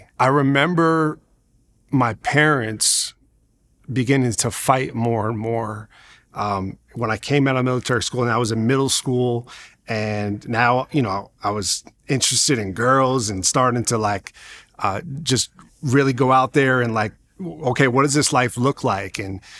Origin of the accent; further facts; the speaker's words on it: Long Island, New York, United States; I grew up in Long Island, New York, and I grew up to really having a single mom.